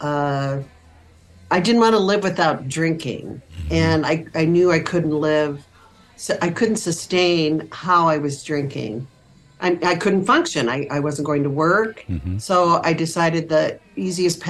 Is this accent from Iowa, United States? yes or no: yes; Iowa, United States; moved away as an adult; also born or lived in Wisconsin; I was born and raised in Iowa, the youngest of five girls in a Catholic household